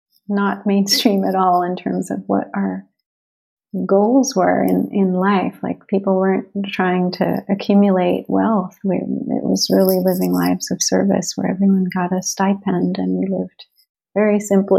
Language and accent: English; Chicago, Illinois, United States; born there; I was born in Chicago to an interracial family.